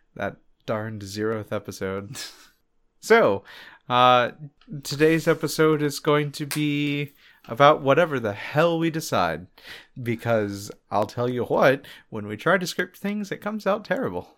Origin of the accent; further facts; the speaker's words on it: Palm Bay, Florida, United States; for a good portion of the time that I was growing up, we lived in that town also. So, like, we're from Palm Bay, Florida